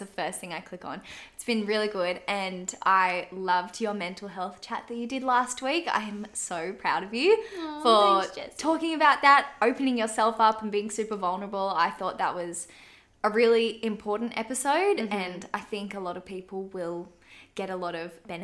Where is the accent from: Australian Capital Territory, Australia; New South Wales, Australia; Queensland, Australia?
Australian Capital Territory, Australia; Canberra; I'm from Canberra, so the industry was quite small